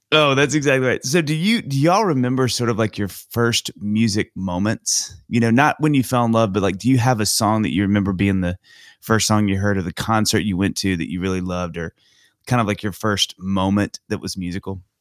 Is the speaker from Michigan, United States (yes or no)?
no; Mississippi, United States; I grew up in Mississippi